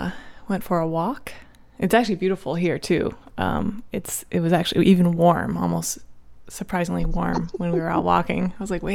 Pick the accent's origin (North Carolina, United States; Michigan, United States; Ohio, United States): Ohio, United States; moved away as an adult; she's a friend from Ohio. We're not in the same high school